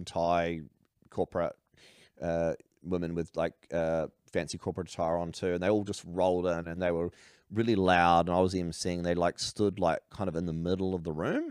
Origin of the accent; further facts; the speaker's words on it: New Zealand; also born or lived in Australia; I'm a Kiwi